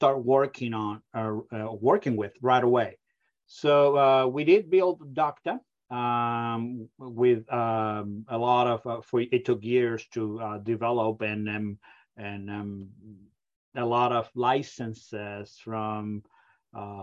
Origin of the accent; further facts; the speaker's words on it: Argentina; English is a second language; moved away as an adult; now in United States; You can probably pick up my accent. I come from a very far away country, from Argentina.